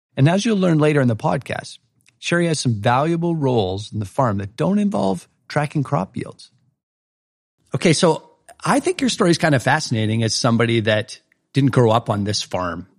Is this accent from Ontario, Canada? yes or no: no; Saskatchewan, Canada; moved away; I was a flatlander from Saskatchewan back then